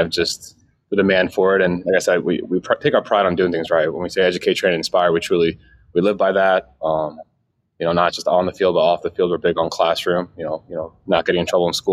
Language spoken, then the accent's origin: English; Northeast, United States; also born or lived in New York / Pennsylvania; I grew up in the Northeast, you know, New York and Pennsylvania